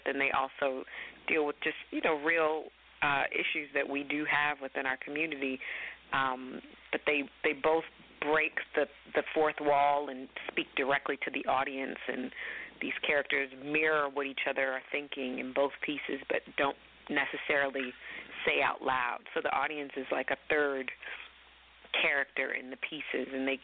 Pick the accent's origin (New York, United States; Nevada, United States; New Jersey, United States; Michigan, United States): Michigan, United States; Detroit; moved away as an adult; as a young woman growing up in Detroit, a predominantly black city in the 80s and 90s